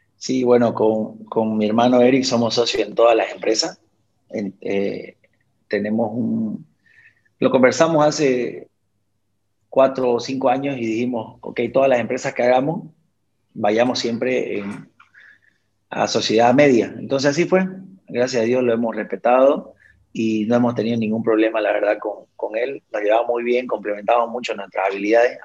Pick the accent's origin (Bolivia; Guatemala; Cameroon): Bolivia; nosotros muchas veces como bolivianos